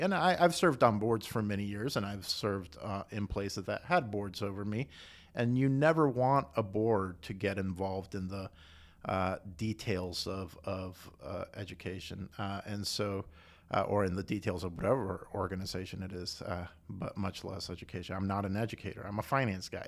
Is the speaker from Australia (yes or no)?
no; Costa Rica; moved away as an adult; also born or lived in South Carolina, United States / Austin, Texas, United States; now in Chattanooga, United States; I was born in Costa Rica